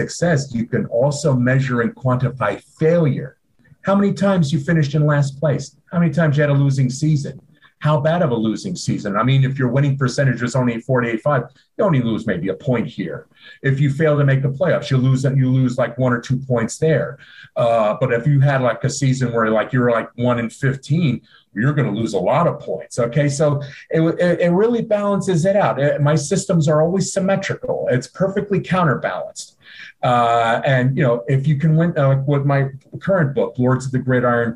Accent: Southern New Jersey, United States; moved away as an adult; also born or lived in Northeast Philadelphia; now in Philadelphia, United States; I was born and raised in Southern New Jersey. So basically, even though I live in Northeast Philadelphia right now, most of my life I was living in South Jersey

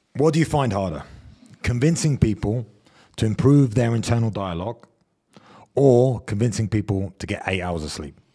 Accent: England, United Kingdom; as English people

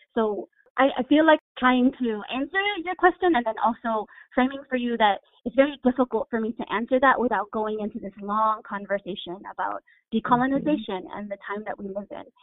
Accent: Honolulu, Hawaii, United States; also born or lived in Stockton, California / Bronx, New York; now in New York, United States; I was born and raised in Hawaii and moved to California and lived in California for some time

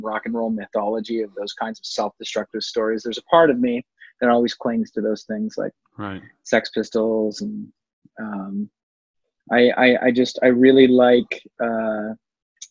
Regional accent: Dundas, Ontario, Canada; Dundas, Ontario, Canada, God's land

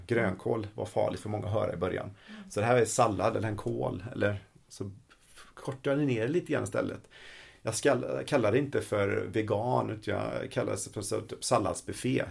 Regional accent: Sweden; vi svenskar

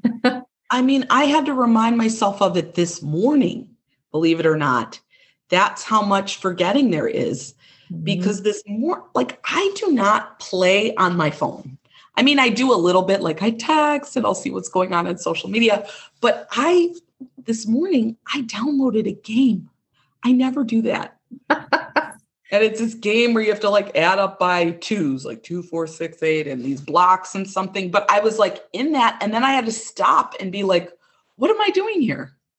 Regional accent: Chicago, Illinois, United States; accent: Midwestern; I was born and raised in, in a suburb of Chicago, Illinois. You can kind of hear my Midwestern accent

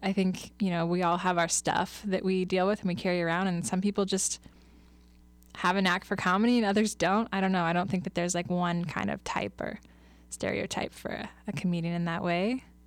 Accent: Kansas City, United States; moved away as an adult; now in Lincoln, United States; I'm originally from Kansas City, and I moved up here, um, to Lincoln, actually, after I graduated from K-State

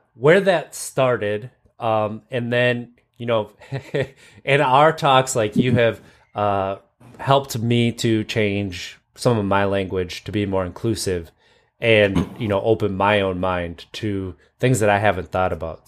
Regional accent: Wisconsin, United States; accent: Wisconsin vernacular

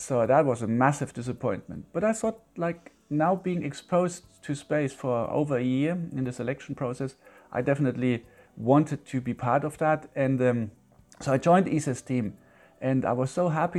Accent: Yorkshire and the Humber, United Kingdom; But I still remember born and bred in Yorkshire.

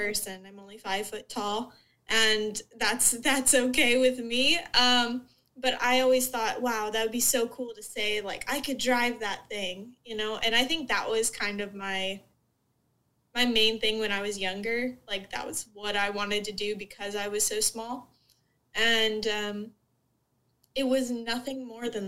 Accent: Southwest Florida, United States; I grew up in Southwest Florida, so I grew up in kind of a bubble

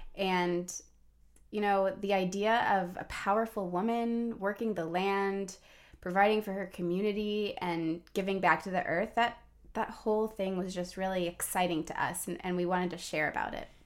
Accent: Atlanta, Georgia, United States; also born or lived in Washington, D.C.; now in Montgomery County, Maryland, United States; I grew up at the end of a cul-de-sac in the suburbs of Atlanta

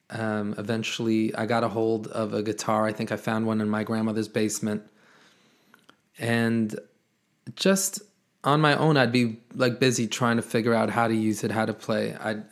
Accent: New York City, New York, United States; I am born and raised in Brooklyn, New York

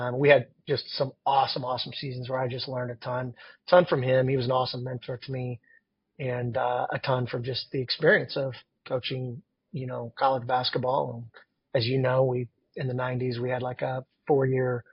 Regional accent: Wakarusa, Indiana, United States; Wakarusa is, I think it's like 1,400

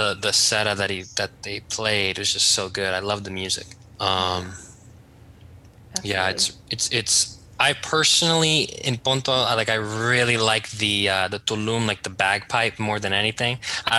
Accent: Rhodes, South Aegean, Greece; I think I have a bias because I'm from Rhodos, but I really do like the wedding tradition.

